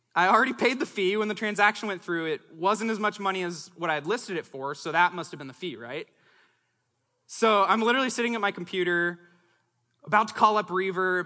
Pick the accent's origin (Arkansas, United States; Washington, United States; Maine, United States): Washington, United States; Longview; also born or lived in Los Angeles, California / Seattle, Washington; growing up in Southwest Washington